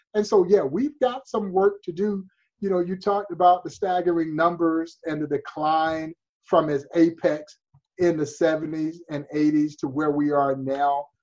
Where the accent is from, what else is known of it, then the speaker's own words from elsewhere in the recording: Crawfordville, Georgia, United States; moved away as an adult; also born or lived in Kansas City area, Missouri; now in Kansas City, United States; I've lived in this part of the country longer than I did my my roots growing up in Georgia because I left Georgia when I was 18 years old and never went back home